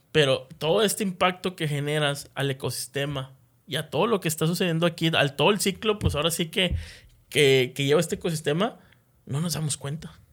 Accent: Monterrey, Nuevo León, Mexico; como sociedad de aquí de, Nuevo León, como regios

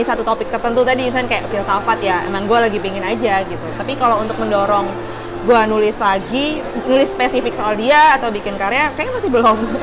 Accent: Surabaya, East Java, Indonesia; moved away as an adult; now in Jakarta, Indonesia; gue dari kecil sampai besar di Surabaya. Gue pindah ke Jakarta cuma hanya karena kerjaan aja

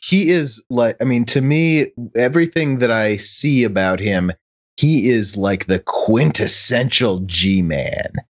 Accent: Chicago, Illinois, United States; moved away; when I was a kid, and and I grew up in Chicago

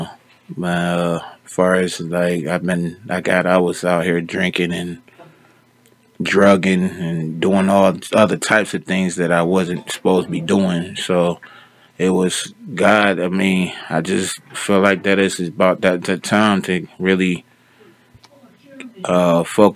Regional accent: Cleveland, Ohio, United States; now in Stark County, United States; I'm from Cleveland, Ohio. Me and my family moved down here years ago

